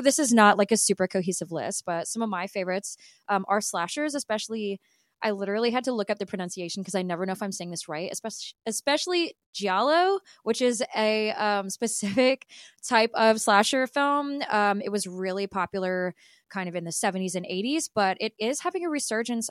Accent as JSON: {"language": "English", "region": "Southern Louisiana", "country": "United States", "tie": "born or raised there", "said": "I grew up in Southern Louisiana"}